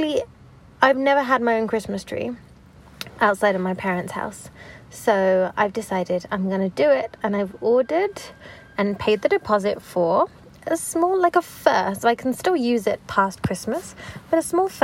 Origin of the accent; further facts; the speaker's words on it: London, United Kingdom; growing up in London